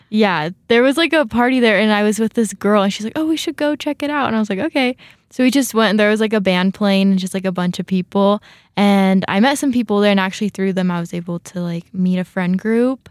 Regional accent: California, United States; moved away as an adult; now in Rexburg, United States; I'm from California

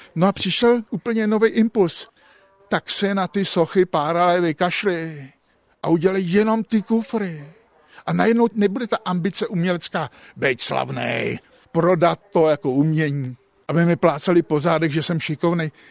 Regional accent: Český Krumlov, South Bohemian Region, Czechia; also born or lived in Prague; jsem prostě tě krumlovák, ale pro krumlovák je náplava, protože jsem tady až teprve od pěti let svých. Narodil jsem se v Praze

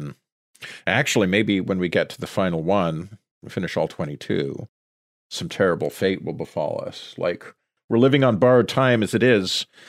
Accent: Sudbury, Ontario, Canada; my hometown, Sudbury.

